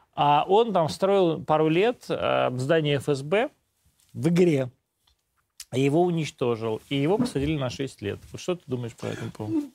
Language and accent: Russian; Podolsk, Moscow Oblast, Russia; Я, в общем, сам житель Подмосковья. Я сам из Подольска